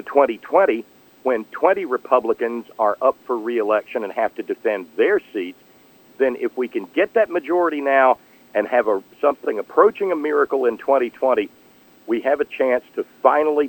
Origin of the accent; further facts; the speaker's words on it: West Virginia, United States; as an American first or a West Virginian first